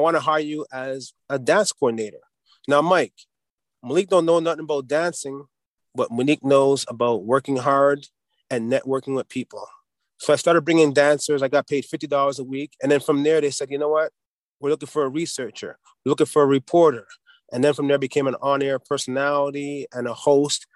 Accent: Montreal, Quebec, Canada; now in Dollard-des-Ormeaux, Canada; I grew up in an area called Little Burgundy in the southwest of Montreal

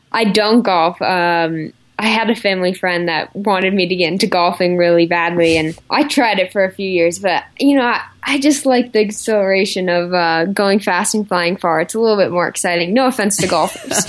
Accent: Park City, Utah, United States; also born or lived in Salt Lake City, Utah; I was born and raised in Park City. I was born in Salt Lake, but lived in Park City my whole life.

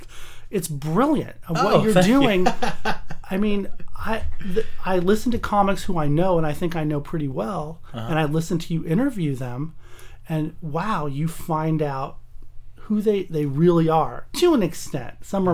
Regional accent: Pasadena, California, United States; also born or lived in Newport Beach / Huntington Beach / Irvine / North Hollywood; I've lived in L.A. my whole life. What part of L.A.? I was born in Pasadena. I went to school at UCLA, lived there for 4 years. Mm-hmm. Moved down to Newport Beach for a year, Huntington Beach, Irvine for a couple of years, North Hollywood for 10 years.

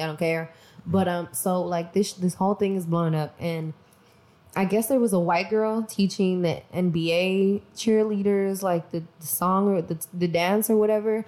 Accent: Mexico; I'm from Mexico

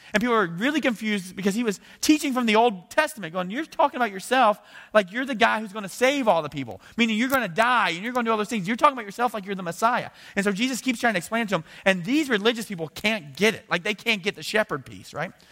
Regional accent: United States; as an American

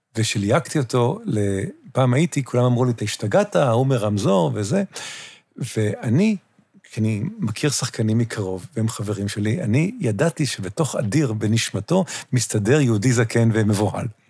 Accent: New York, United States; now in Israel; אני גדלתי בניו יורק

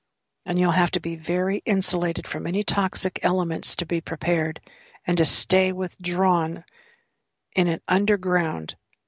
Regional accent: California, United States; when I was a child, I grew up some years in California

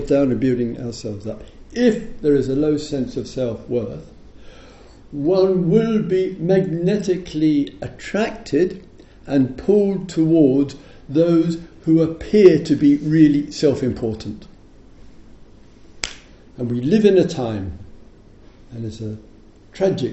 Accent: England, United Kingdom

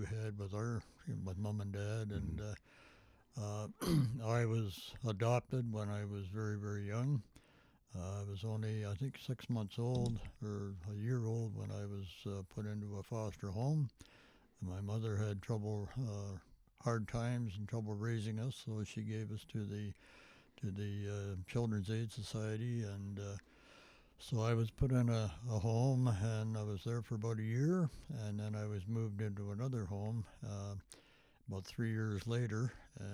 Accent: Toronto, Ontario, Canada; also born or lived in Scarborough; We grew up in the East End of Toronto

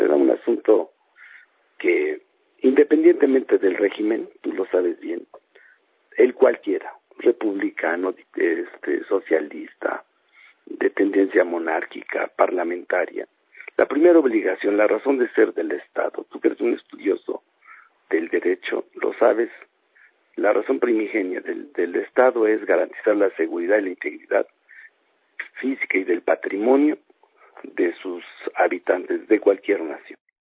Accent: San Mateo, Mexico; moved away; en mi pueblo allá en San Mateo

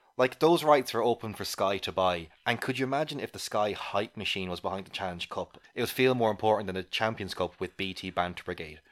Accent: Ireland; as an Irish person

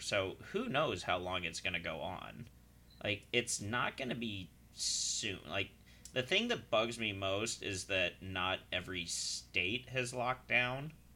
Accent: Utah, United States; moved away; growing up in Utah, I've been prepping for this shit my whole life

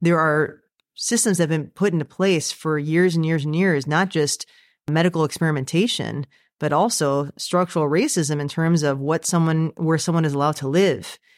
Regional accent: United States; I myself am American, so I was born in the United States

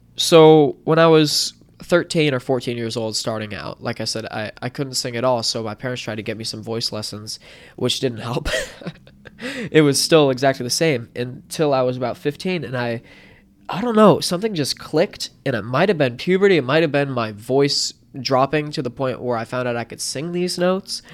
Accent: Wellington, Florida, United States; also born or lived in Martin County, Florida; I was born in Wellington, Florida, and, uh, raised around the Wellington-Lake Worth area, which is you know, twenty minutes from here

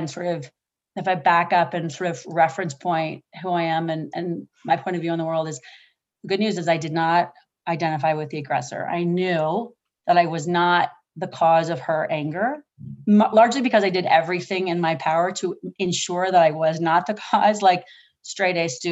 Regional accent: Oahu, Hawaii, United States; I was born in Oahu in a pink hospital. It was a military hospital called Tripler.

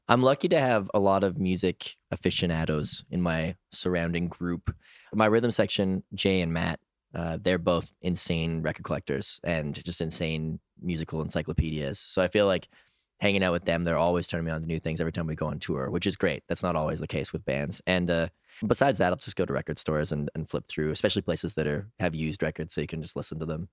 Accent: Edmonton, Alberta, Canada; also born or lived in Toronto, Ontario; now in Montreal, Canada; that's where I live these days. I'm originally from Edmonton, Alberta

